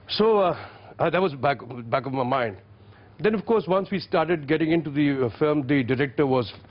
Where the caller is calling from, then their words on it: Chandigarh, India; Hello, sir. … I'm from Chandigarh.